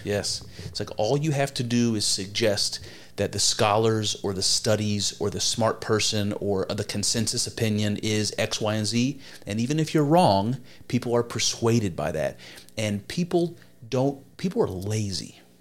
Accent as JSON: {"language": "English", "country": "United States", "said": "as an American, have searched for my own history"}